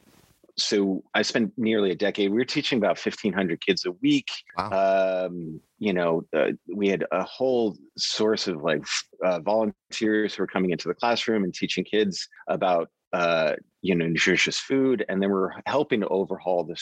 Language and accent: English; New York City, New York, United States; I grew up in Queens, New York.